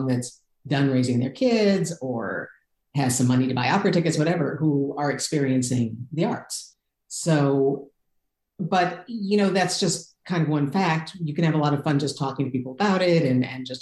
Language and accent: English; Detroit, Michigan, United States; moved away as an adult; now in California, United States; I grew up in Detroit. I went to school in the Detroit suburbs